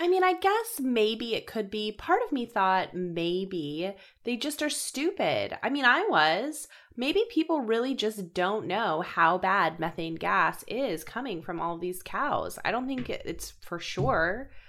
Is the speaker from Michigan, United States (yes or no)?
no; Colorado, United States; I come from Colorado